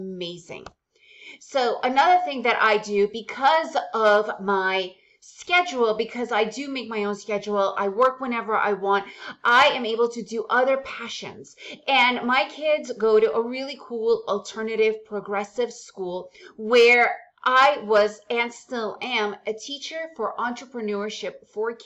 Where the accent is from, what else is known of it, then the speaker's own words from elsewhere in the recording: United States; first language Russian; English is a second language; moved away as an adult; also born or lived in Soviet Union; now in Central America; because we moved to the United States when I was around 6 years old, English is my main language